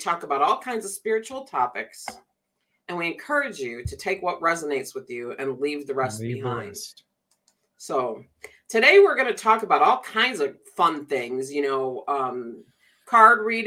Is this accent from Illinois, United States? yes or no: yes; Chicago, Illinois, United States; I grew up around Chicago